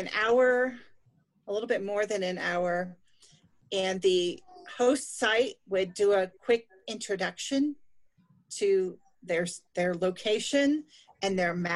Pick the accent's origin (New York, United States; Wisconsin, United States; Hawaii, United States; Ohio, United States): New York, United States; Finger Lakes region, upstate; I grew up in upstate New York in the Finger Lakes region